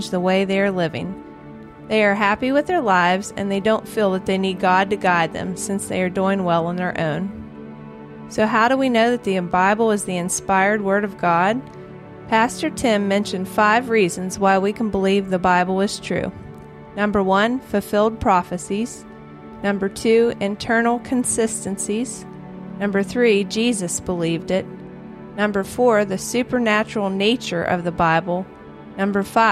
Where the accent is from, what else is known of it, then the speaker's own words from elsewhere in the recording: Morgantown, West Virginia, United States; Since I grew up in Morgantown, I decided to attend West Virginia University after graduating from Morgantown High School